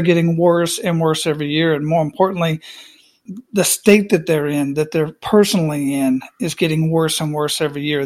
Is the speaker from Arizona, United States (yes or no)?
yes; Phoenix, Arizona, United States; moved away as an adult; also born or lived in Panama; I grew up in Phoenix, Arizona